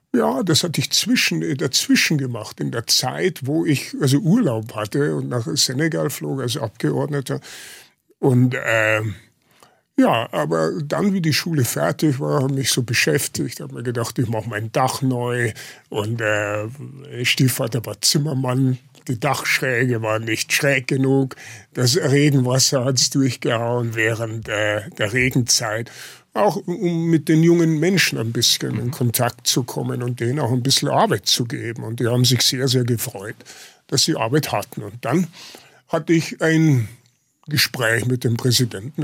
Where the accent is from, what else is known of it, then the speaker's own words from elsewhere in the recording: Lower Bavaria, Germany; moved away; also born or lived in Munich suburb, Germany / Munich, Germany; meine Identität war primär Niederbayer